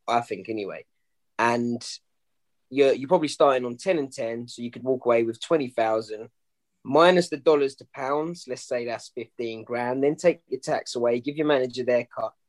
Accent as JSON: {"language": "English", "region": "London", "country": "United Kingdom", "tie": "born or raised there", "said": "the crowds, you know, in the O2 hmm. Indigo mm. in my hometown"}